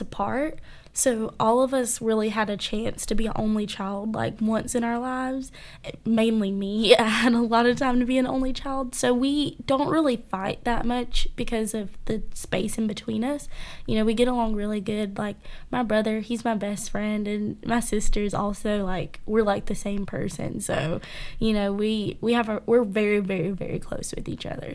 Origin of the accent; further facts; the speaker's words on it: Cairo, United States; growing up in a small town